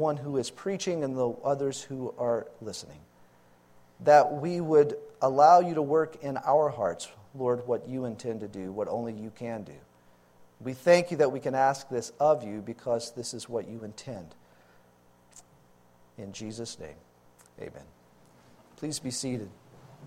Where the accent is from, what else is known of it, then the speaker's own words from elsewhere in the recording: Louisiana, United States; moved away as an adult; also born or lived in Texas; moved back to my home state, Louisiana, to help take care of my parents